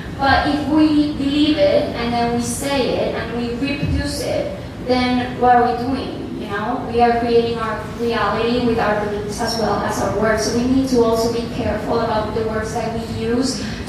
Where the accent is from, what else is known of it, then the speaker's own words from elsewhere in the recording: Puerto Rico; So I'm from Puerto Rico.